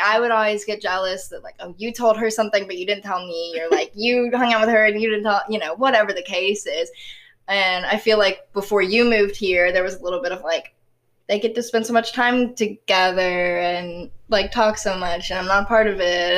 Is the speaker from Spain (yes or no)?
no; the South, Southern United States, United States; accent: southern; my southern accent